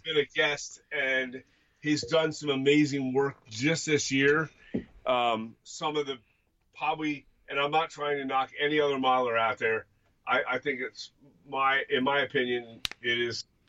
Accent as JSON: {"language": "English", "region": "Pennsylvania", "country": "United States", "said": "we are from Pennsylvania, and we're we're near within you know, 12 miles of the Susquehanna River"}